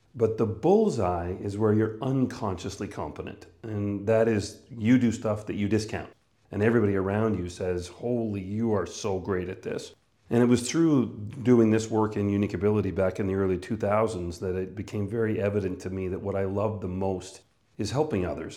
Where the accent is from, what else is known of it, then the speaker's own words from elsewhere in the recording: northern Manitoba, Canada; moved away; I was born and raised in Canada, northern Manitoba.